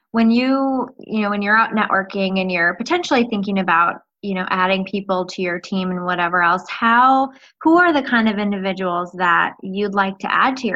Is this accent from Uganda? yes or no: no; Minnesota, United States; I'm from Minnesota.